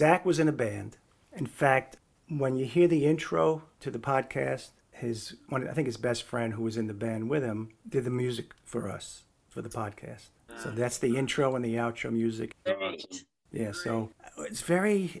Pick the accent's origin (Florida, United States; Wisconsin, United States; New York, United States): New York, United States; New York City; growing up in the Bronx, New York.